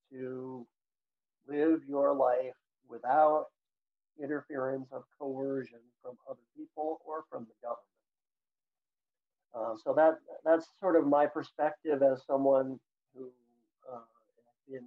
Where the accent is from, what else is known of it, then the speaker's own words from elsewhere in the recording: United States; moved away as an adult; now in China; an American living overseas